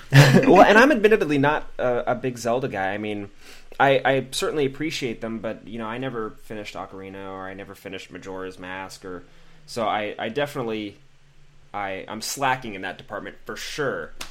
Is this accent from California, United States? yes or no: yes; Pacific Grove, California, United States; now in Los Angeles, United States; I'm from a town about five hours north, um, like Pacific Grove